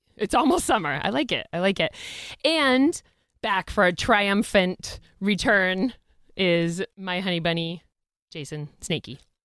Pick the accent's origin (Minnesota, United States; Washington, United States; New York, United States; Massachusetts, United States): Massachusetts, United States; Boston; we're from Boston